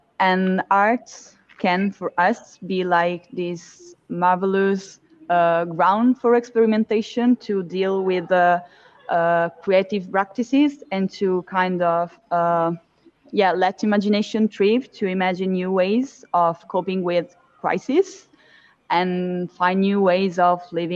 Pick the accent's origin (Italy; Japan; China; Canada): Italy; Milan, Lombardy; I come from Milan in Italy.